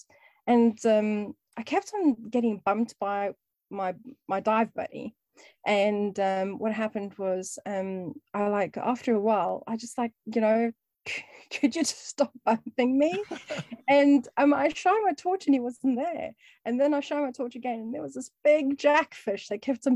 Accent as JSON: {"language": "English", "town": "Cape Town", "region": "Western Cape", "country": "South Africa", "also_born_or_lived": "East London, South Africa", "moved": "yes", "lives_now": "United Kingdom", "said": "we moved from Cape Town in South Africa."}